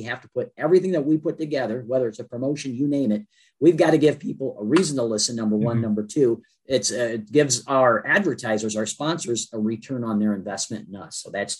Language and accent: English; Fostoria, Ohio, United States; I grew up in over in Foster